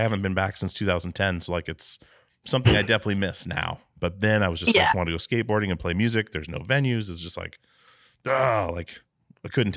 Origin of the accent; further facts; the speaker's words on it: Alaska, United States; I'm from Alaska.